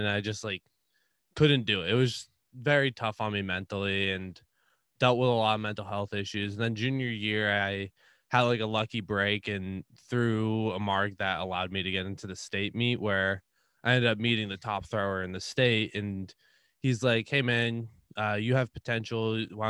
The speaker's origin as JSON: {"language": "English", "town": "Whitinsville", "region": "Massachusetts", "country": "United States", "said": "So I'm from Little Whitensville, Massachusetts."}